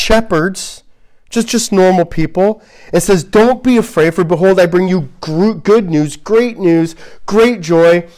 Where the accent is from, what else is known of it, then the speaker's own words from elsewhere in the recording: United States; as an American